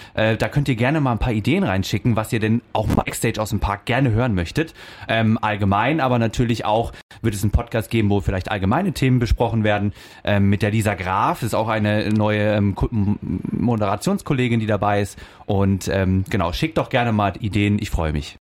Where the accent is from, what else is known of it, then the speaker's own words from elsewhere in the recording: Denzlingen, Baden-Württemberg, Germany; also born or lived in Offenburg; now in Freiburg, Germany; Ich bin in Denzlingen aufgewachsen, in Freiburg geboren